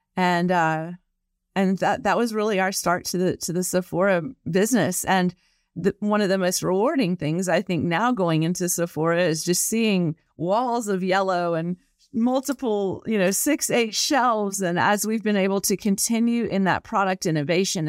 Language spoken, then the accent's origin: English; the South, United States; I'm from the South